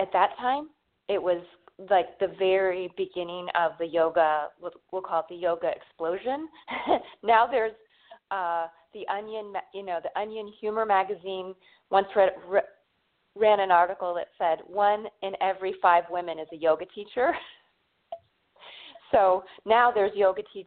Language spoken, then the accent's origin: English; Northern California, United States; I grew up in Northern California